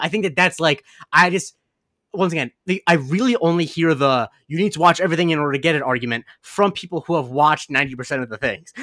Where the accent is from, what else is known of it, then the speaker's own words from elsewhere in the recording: West Coast of Florida, United States; I am from Florida